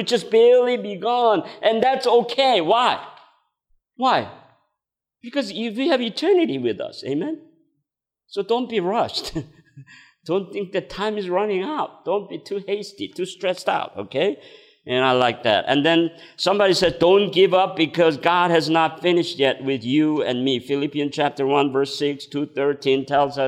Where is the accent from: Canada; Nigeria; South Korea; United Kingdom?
South Korea; English is a second language; moved away as an adult; I came from Korea at the age of 20